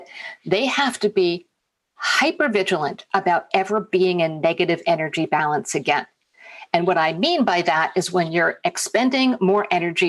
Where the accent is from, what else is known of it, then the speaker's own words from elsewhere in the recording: United States; I'm American